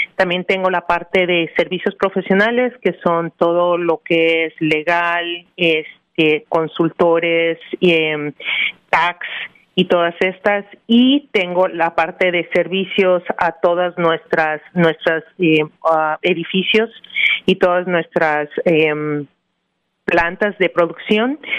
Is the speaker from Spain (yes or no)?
no; Mexico City, Mexico; moved away as an adult; now in New Jersey, United States; yo soy mexicana, eh, nacida y educada en la Ciudad de México